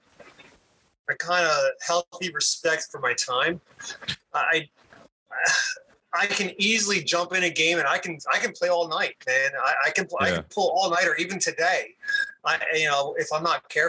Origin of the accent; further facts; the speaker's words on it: Blue Bell, Pennsylvania, United States; first language English; also born or lived in Norristown, Pennsylvania; I started off at Bluebell Elementary. So Bluebell Elementary. Yeah, that was my first one. I think it was second grade, second grade at Bluebell Elementary